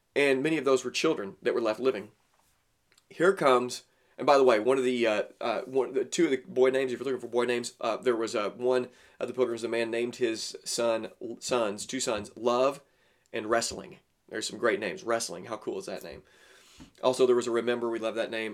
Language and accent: English; Southern Illinois, United States; also born or lived in Tennessee; I grew up in Southern Illinois